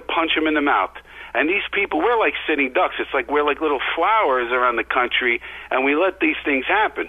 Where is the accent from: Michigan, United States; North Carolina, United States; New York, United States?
New York, United States; New York City; I come from the Bronx.